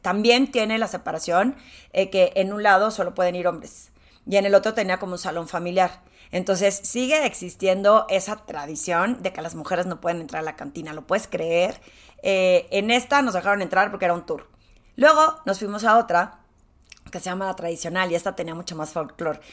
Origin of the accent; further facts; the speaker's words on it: Torreón, Coahuila, Mexico; moved away as an adult; now in Mexico City, Mexico; Aunque nací en la Ciudad de México, eh, yo digo que soy de Torreón porque viví ahí toda mi infancia y me salí cuando me gradué de la carrera para venirme a trabajar a la Ciudad de México